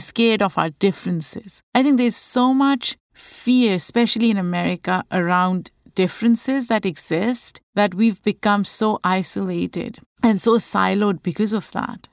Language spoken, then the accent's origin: English; Pakistan; moved away; Growing up in Pakistan, As a child